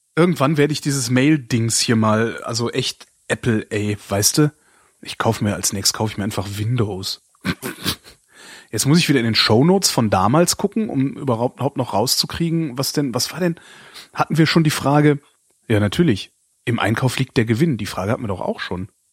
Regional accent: Berlin, Germany; ich habe halt auch auf meine Heimatstadt geguckt

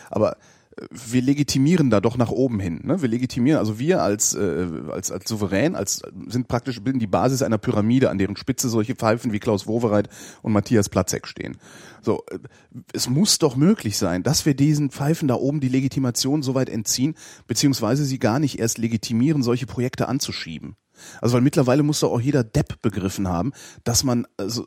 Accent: Lower Saxony, Germany; Ich bin, ich bin ja Niedersachse.

